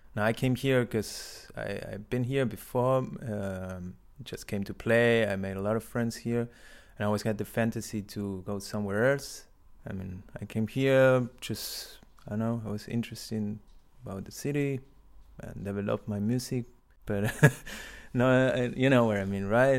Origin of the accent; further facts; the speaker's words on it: Buenos Aires, Argentina; English is a second language; moved away as an adult; now in Berlin, Germany; I'm from Argentina, from Buenos Aires